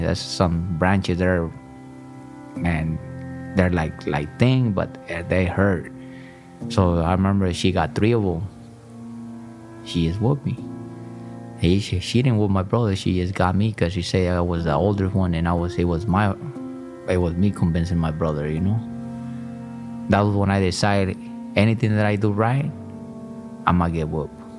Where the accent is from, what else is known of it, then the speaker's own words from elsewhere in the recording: Michoacán, Mexico; I was born in Michoacan, Mexico.